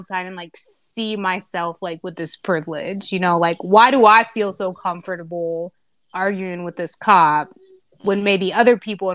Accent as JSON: {"language": "English", "town": "Dayton", "region": "Ohio", "country": "United States", "tie": "born or raised there", "said": "I grew up in Dayton"}